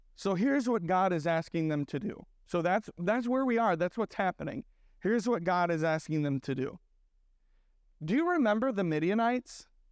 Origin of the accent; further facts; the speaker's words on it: Sioux Falls, South Dakota, United States; moved away; so I'm from Sioux Falls originally.